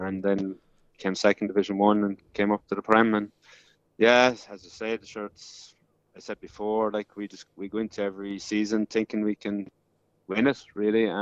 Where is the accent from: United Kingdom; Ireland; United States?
Ireland; now in Perth, Australia; being Irish